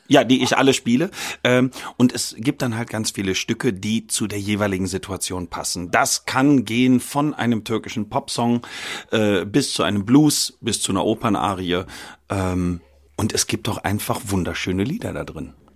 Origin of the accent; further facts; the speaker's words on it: Bonn, North Rhine-Westphalia, Germany; moved away as an adult; also born or lived in Lübeck / Düsseldorf; now in Cologne, Germany; Ich bin in Bonn geboren, habe äh, studiert in ähm, Lübeck und in Düsseldorf.